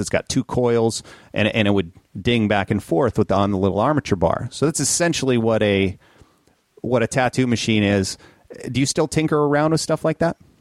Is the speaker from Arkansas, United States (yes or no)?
no; Minnesota, United States; growing up in Minnesota